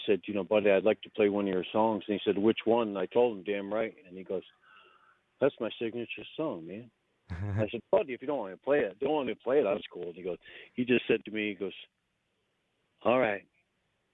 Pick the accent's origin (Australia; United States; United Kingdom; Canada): United States; Central New York; moved away as an adult; I grew up in Central New York